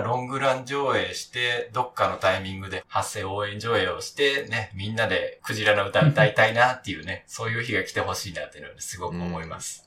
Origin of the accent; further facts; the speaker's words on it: Hamamatsu, Shizuoka, Japan; 私の地元の浜松市